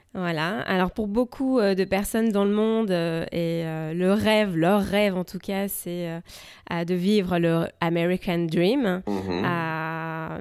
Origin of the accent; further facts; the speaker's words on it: France; now in United States; je suis française